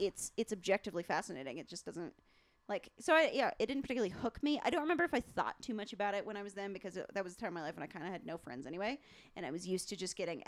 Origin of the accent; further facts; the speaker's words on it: Centennial, Colorado, United States; I grew up in Centennial